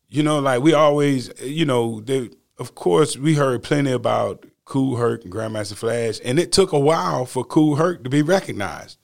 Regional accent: the South, United States; I'm from the South

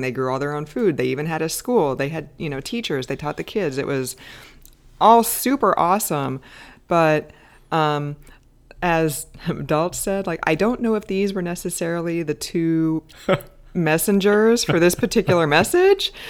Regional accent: United States; I'm American

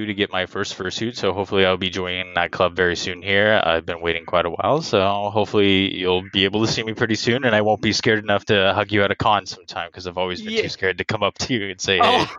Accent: East Bay, San Francisco Bay Area, California, United States; I am from the Bay Area. I'm a native really close to San Francisco in the East Bay.

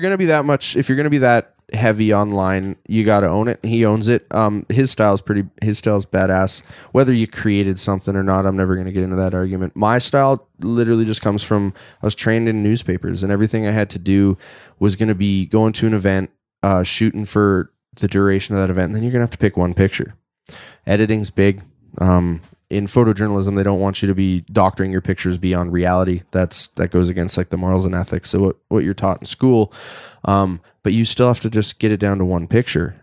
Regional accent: Airdrie, Alberta, Canada; I'm as born and raised in Airdrie as you can be

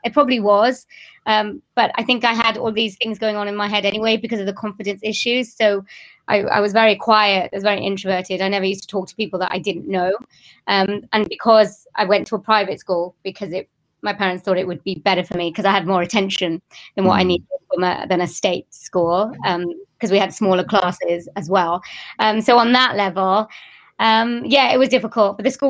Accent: Wales, United Kingdom; born there; I've got Indian family, and I was born in Wales, but my family wasn't.

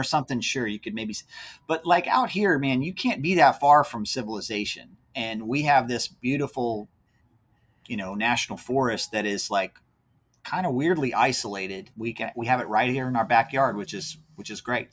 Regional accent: near Charlottesville, Central Virginia, United States; now in North Carolina, United States; my wife and I both are from Central Virginia, so up near the Charlottesville area. Born and raised there.

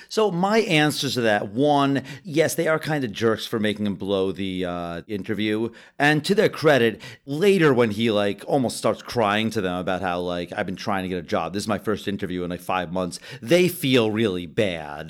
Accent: United States; as an American

